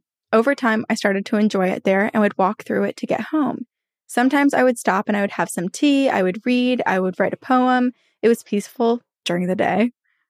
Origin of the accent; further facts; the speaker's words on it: Santa Monica, California, United States; also born or lived in San Bernardino County / Georgia; now in Maplewood, United States; I lived in San Bernardino County in California, and I grew up in Santa Monica, California. I lived in Georgia. I moved back to Santa Monica, and then finally I moved to Maplewood, New Jersey in September of 2021 for work.